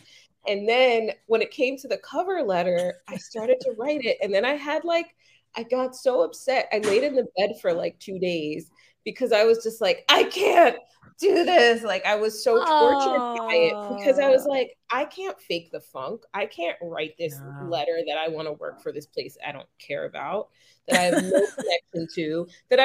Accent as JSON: {"language": "English", "region": "New York", "country": "United States", "also_born_or_lived": "Delaware", "said": "I'm just a New Yorker"}